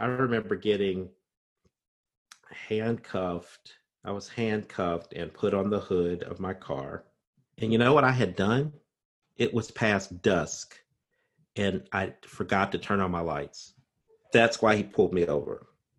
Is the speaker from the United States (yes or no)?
yes; Indiana, United States; accent: Southern Indiana; my voice and I sound like I'm from Southern Indiana.